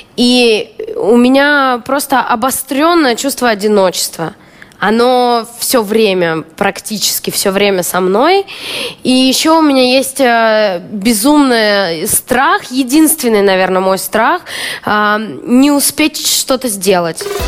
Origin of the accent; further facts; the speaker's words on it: Omsk, Omsk Oblast, Russia; moved away as an adult; now in Moscow, Russia; Это абсолютно омская привычка. Там у меня двери не закрывались. Вот я помню, детство было, мы жили на первом этаже